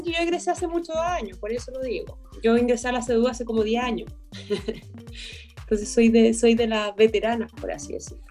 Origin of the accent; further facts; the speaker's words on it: Chile; tenemos que, que reaccionar ya como chilenos